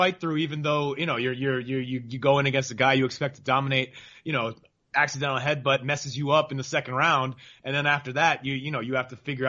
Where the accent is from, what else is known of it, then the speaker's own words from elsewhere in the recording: United States; we're American boxing fans, boxing writers.